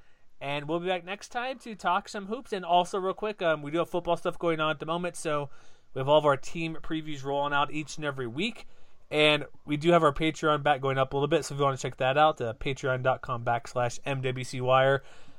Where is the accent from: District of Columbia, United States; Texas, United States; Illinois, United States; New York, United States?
Texas, United States; now in Utah, United States; I am from Texas, but now living in Utah.